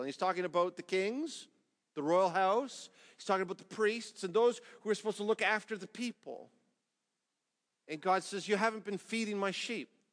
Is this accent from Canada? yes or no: yes; Canada; as a Canadian